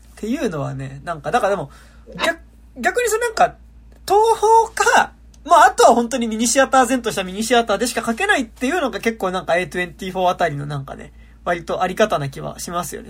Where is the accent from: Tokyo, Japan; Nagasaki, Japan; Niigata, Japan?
Tokyo, Japan; 東京生まれだけどさ